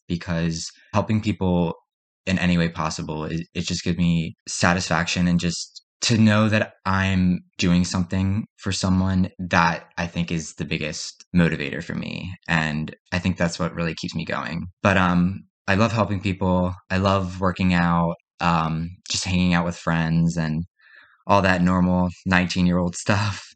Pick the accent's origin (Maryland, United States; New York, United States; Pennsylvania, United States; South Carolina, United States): Maryland, United States; Perry Hall; I'm from Perry Hall, Maryland. I grew up in Maryland pretty much my whole life